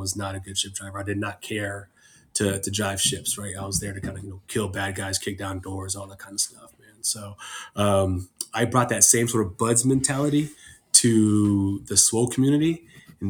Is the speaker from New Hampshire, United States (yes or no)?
no; San Diego, California, United States; I'm from San Diego, born and raised.